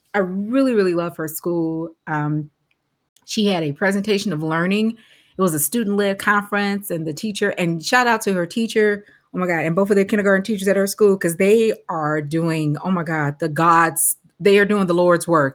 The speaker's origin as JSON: {"language": "English", "town": "Chicago", "region": "Illinois", "country": "United States", "said": "I am from Chicago"}